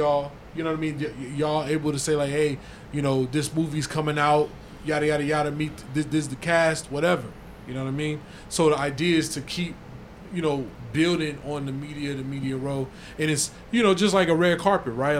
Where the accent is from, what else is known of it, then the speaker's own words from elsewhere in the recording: Inglewood, California, United States; I'm from Inglewood